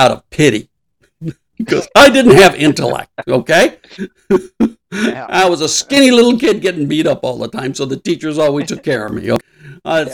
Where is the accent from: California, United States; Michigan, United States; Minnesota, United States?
California, United States; Los Angeles; I grew up in East LA.